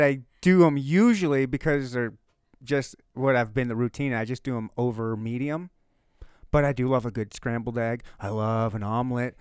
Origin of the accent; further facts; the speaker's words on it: Upper Michigan, United States; I was born and raised in Upper Michigan.